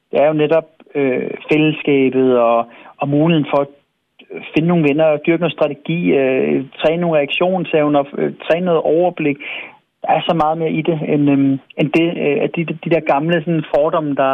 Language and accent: Danish; Svendborg, Southern Denmark, Denmark; moved away; Jeg kommer ned fra Svendborg jo, og yeah. min mor hun bor stadigvæk dernede